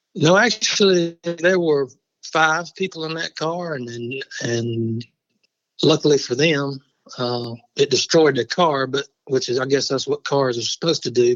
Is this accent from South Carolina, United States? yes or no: yes; Barnwell, South Carolina, United States; I grew up in Barnwell, which is where I am now.